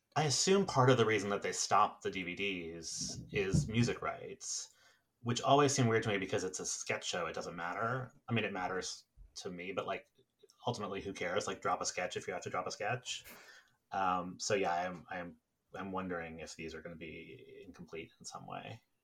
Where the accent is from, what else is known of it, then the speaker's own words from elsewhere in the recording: New York City, New York, United States; I grew up in New York City